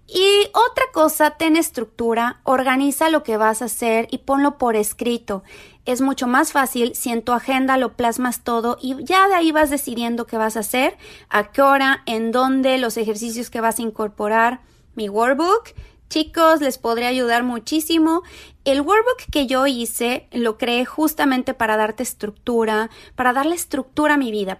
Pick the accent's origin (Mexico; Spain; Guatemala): Mexico; moved away; soy mexicana viviendo en un país donde hay demasiado racismo